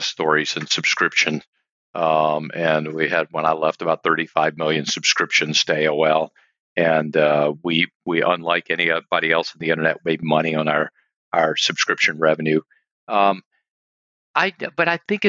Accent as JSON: {"language": "English", "region": "Mississippi", "country": "United States", "tie": "born or raised there", "said": "I'm from Mississippi. Preacher's son, not a college graduate."}